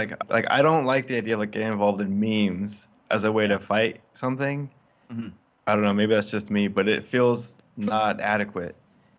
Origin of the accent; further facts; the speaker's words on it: Northern California, United States; growing up in Northern California